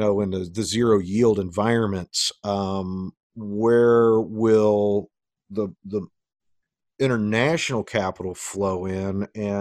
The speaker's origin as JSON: {"language": "English", "country": "United States", "said": "I'm an American. I love my country"}